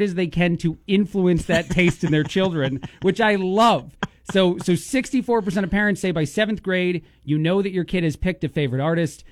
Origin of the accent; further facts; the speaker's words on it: New Jersey, United States; now in Bloomington, United States; We're all from Jersey.